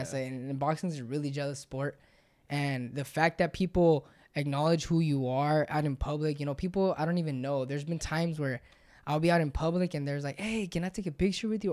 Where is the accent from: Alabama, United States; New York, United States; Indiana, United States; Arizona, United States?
Arizona, United States; San Luis; we're from San Luis and it's not that really big of a, a place, nobody knows where San Luis is